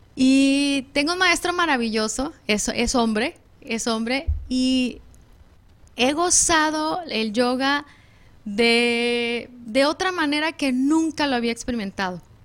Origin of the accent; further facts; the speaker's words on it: Mexico; somos mexicanas